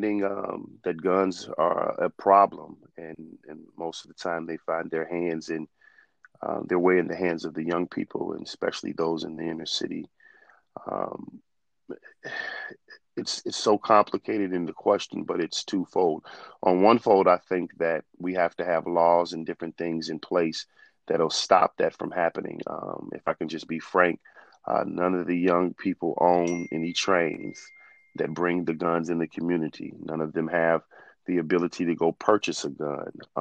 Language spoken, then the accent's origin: English; Park Forest, Illinois, United States; Born and raised in the South Suburbs, right here in my hometown of Park Forest